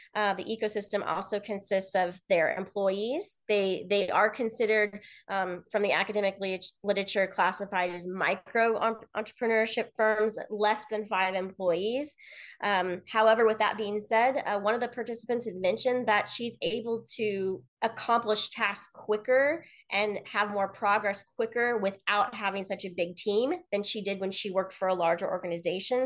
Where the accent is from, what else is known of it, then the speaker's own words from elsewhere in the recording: Kansas City, Missouri, United States; moved away as an adult; also born or lived in Columbia, Missouri; now in Los Angeles, United States; I'm originally from Kansas City, Missouri, in the United States.